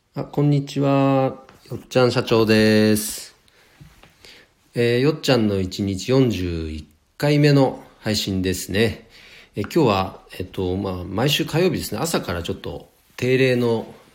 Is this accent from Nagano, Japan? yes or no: yes; Nagano, Japan; この地元長野県